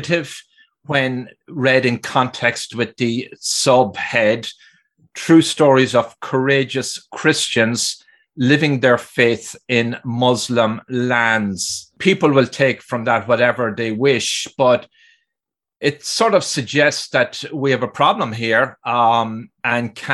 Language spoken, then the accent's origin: English; Ireland; now in New York metropolitan area, United States; I grew up in Ireland